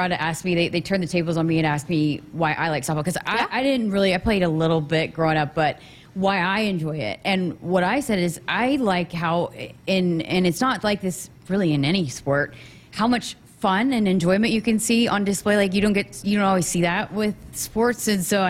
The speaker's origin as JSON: {"language": "English", "region": "Oklahoma", "country": "United States", "said": "because I came from Oklahoma and, and the fan support here for all women's sports, you don't find that everywhere."}